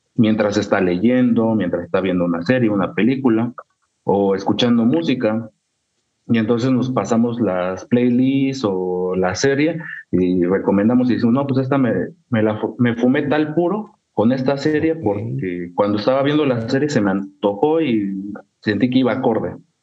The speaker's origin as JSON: {"language": "Spanish", "town": "Pachuca", "region": "Hidalgo", "country": "Mexico", "also_born_or_lived": "Sierra Otomí-Tepehua, Hidalgo", "said": "yo soy de Hidalgo, realmente pues, de la capital"}